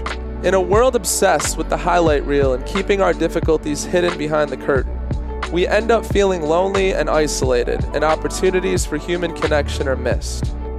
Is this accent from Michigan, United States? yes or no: yes; Detroit, Michigan, United States